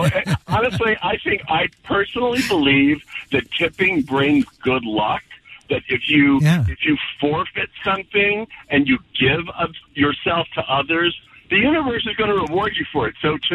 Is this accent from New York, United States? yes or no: yes; New York City, New York, United States; now in Long Beach, United States; I'm from New York City.